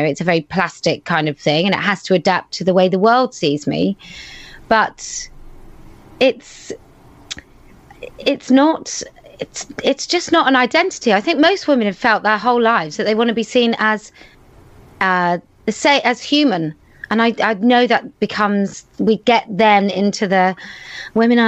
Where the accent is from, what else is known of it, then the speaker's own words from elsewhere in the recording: United Kingdom; I was there as a Brit